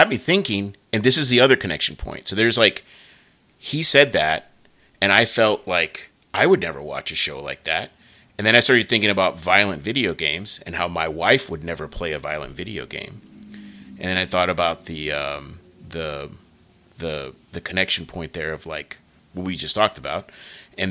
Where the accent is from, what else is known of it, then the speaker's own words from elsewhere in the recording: United States; I'm an American